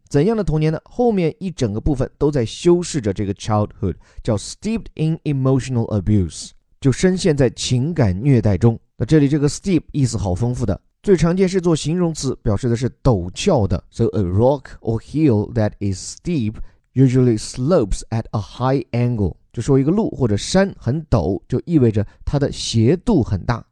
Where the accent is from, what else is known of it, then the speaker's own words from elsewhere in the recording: Chengdu, Sichuan, China; 我的家乡啊，成都 有三千多年的历史了